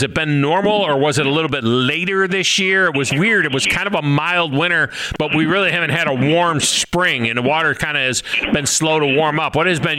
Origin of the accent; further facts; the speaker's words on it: Finger Lakes area, New York, United States; I'm from the Finger Lakes area.